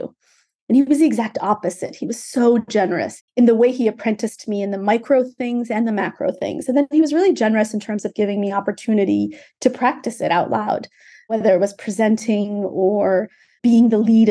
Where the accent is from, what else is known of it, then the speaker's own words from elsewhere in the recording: Ethiopia; now in United States; I'm from Ethiopia originally, so I'm a naturalized immigrant of the United States.